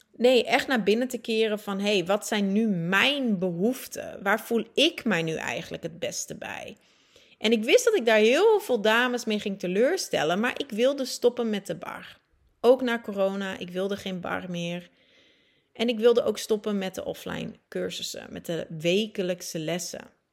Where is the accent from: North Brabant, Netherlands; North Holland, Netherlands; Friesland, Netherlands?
Friesland, Netherlands; moved away as an adult; also born or lived in Groningen / Leeuwarden / Antwerp, Belgium / Buenos Aires, Argentina; Ik ben geboren getogen in Groningen, groeide op in Friesland, studeerde ook af in Leeuwarden.